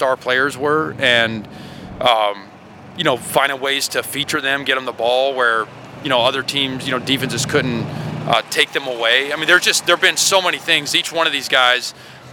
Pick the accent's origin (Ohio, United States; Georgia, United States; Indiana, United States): Georgia, United States; now in Alabama, United States; I'm from Georgia.